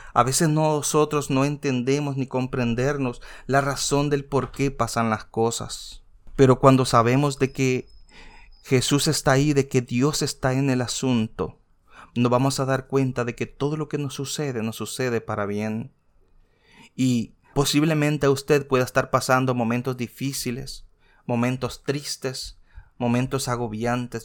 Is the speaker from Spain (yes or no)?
no; El Salvador; En mi país, como muchos saben, soy de origen salvadoreño.